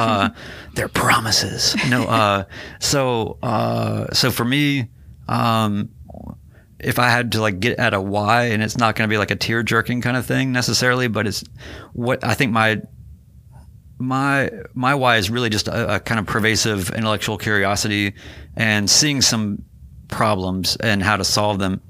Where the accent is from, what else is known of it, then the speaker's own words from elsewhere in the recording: Winston-Salem, North Carolina, United States; moved away; also born or lived in New York City / Seattle; I grew up in North Carolina